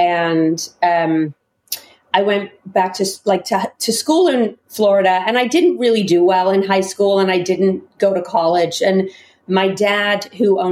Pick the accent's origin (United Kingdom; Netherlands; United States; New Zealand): United Kingdom; England; moved away; But I grew up in England